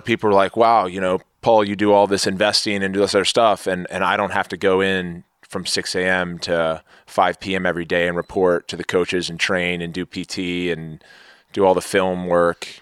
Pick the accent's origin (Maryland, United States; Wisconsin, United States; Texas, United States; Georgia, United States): Maryland, United States; I grew up in Maryland